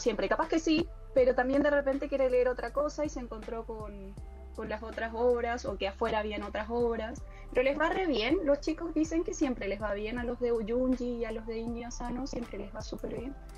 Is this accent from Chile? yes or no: yes; Chile; moved away as an adult; now in Córdoba, Argentina; yo soy chilena, pero estoy viviendo en Córdoba desde el 2016 en adelante